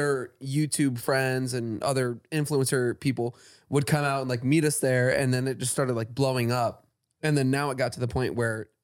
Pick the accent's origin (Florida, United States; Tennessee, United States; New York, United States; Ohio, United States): Florida, United States; moved away; I'm from Florida